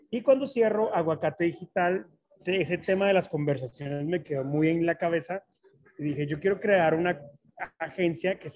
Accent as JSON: {"language": "Spanish", "country": "Colombia", "lives_now": "Mexico", "said": "Pues sí, ya, ya soy más mexicano que colombiano."}